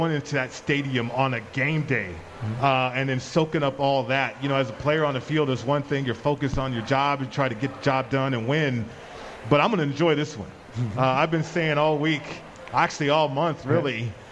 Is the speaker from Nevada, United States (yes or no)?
yes; Las Vegas, Nevada, United States; I'm from Vegas